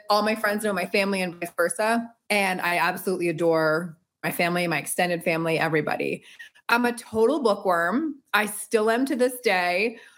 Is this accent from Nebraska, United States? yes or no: no; Connecticut, United States; I am from Connecticut. I'm a proud Connecticutian definitely a proud New Englander and East Coaster, born and raised. And my mom's from London, my dad's from Boston.